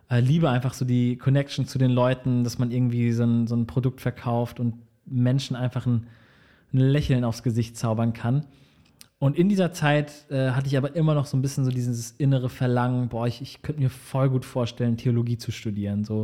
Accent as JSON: {"language": "German", "town": "Marburg", "region": "Hesse", "country": "Germany", "tie": "born there", "said": "Also meine Eltern haben damals in Marburg, in dem schönen Marburg gelebt. Und äh, mein älterer Bruder und ich sind tatsächlich in Marburg geboren."}